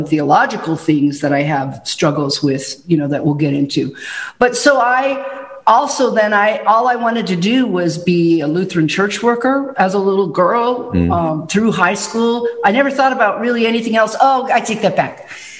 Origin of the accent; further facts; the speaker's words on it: Chicago, Illinois, United States; moved away; I grew up in the Chicago area